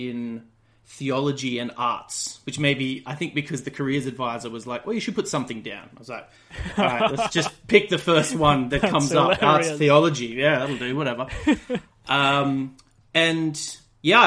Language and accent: English; about 3 hours northwest of Brisbane, rural Queensland, Australia; moved away; I'm from Australia originally. I grew up in outside a little town in rural Queensland, about 3 hours kind of northwest of Brisbane, and grew up on a dairy farm